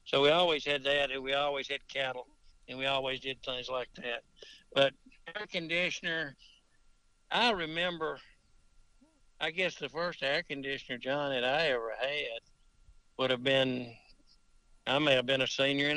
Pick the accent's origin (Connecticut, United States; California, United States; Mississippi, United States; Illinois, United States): Mississippi, United States; Toccopola; growing up in Tocopola and such places